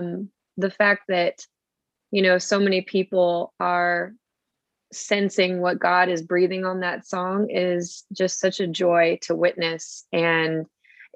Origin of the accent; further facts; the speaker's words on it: Buffalo, New York, United States; I hail from Buffalo, New York